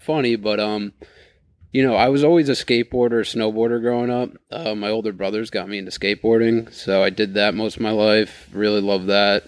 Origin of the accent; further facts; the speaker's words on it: New York, United States; just being from New York and growing up in New York